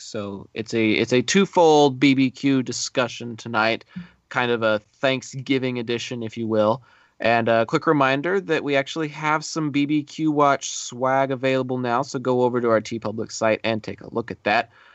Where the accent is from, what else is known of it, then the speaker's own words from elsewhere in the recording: Texas, United States; as a Texan